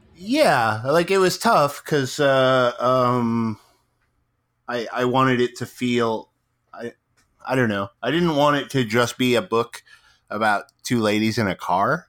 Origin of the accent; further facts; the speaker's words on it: Midwest, United States; now in West Coast, United States; I grew up in the Midwest, so like um, I live on the West Coast now